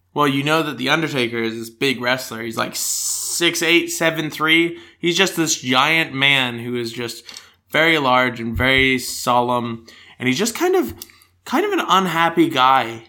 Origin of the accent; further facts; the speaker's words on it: United States; accent: American; now in Australia; my stronger American accent